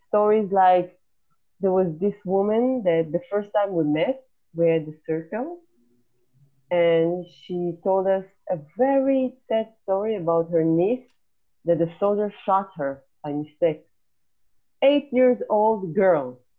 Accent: Israel; I just wanted to go back home to Israel

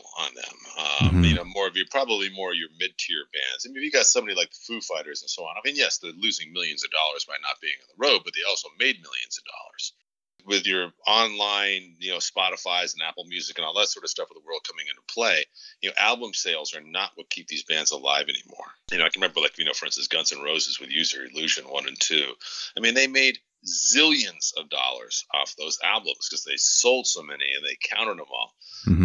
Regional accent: Canada; now in United States; I grew up a large portion of my youth in Canada and namely in Prince Edward Island and Nova Scotia.

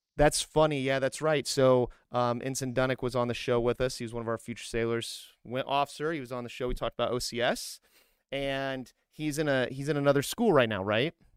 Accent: Grissom Air Force Base, Indiana, United States; moved away as an adult; also born or lived in Fort Drum, New York; I grew up outside of Grissom Air Force Base

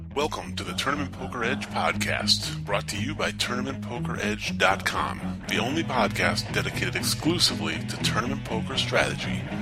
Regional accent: Michigan, United States; moved away; we're both from Michigan

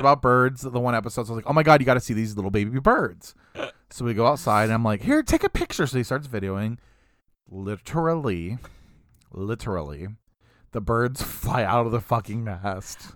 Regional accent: United States

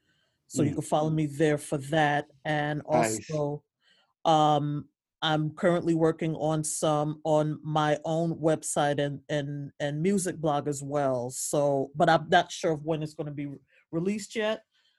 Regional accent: New York City, New York, United States; moved away as an adult; now in Pittsburgh, United States; I'm originally from Brooklyn, New York

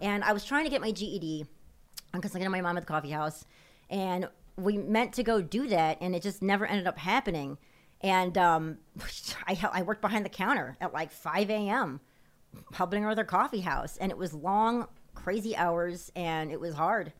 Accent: Chicago, Illinois, United States; it was the south side of Chicago by Midway Airport

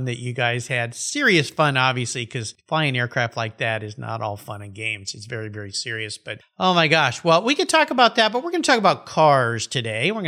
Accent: Southern California, United States; I grew up down in Southern California

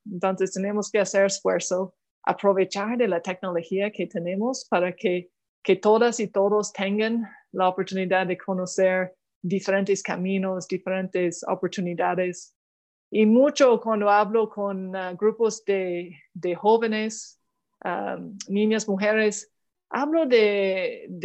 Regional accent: Canada; en mi pueblo, solo en un solo idioma y entonces Ottawa, la capital de Canadá, ah, estaba muy lejos de, mi pueblo.

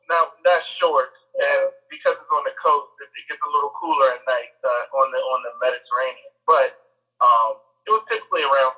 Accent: Maryland, United States; also born or lived in Dallas, Texas / England; I was born in Dallas, Texas, grew up and raised in Maryland. I also lived in England for a little while.

